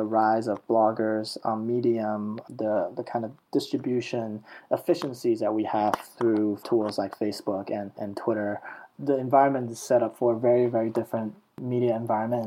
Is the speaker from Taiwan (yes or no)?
yes; Taiwan; now in Silicon Valley, United States; I'm from Taiwan